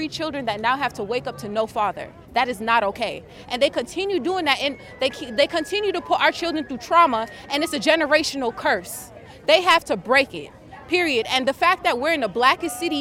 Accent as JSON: {"language": "English", "town": "Miami", "region": "Florida", "country": "United States", "moved": "as an adult", "lives_now": "Atlanta, United States", "said": "I'm originally from Miami, Florida, but I just moved here 2.5 years ago"}